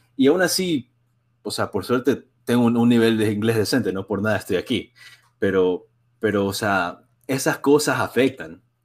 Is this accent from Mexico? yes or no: no; Ecuador; now in Springfield, United States; yo soy de Ecuador